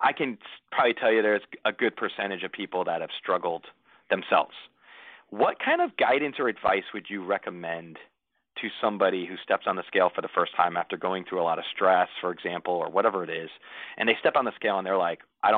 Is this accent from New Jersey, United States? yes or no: yes; New Jersey, United States; now in Tampa, United States; we would eat pizza like it was going out of style growing up in New Jersey.